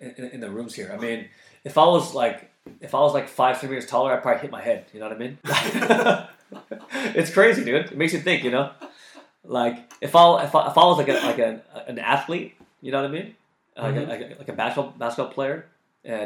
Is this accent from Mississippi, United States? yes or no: no; California, United States; moved away as an adult; now in Japan; I grew up in California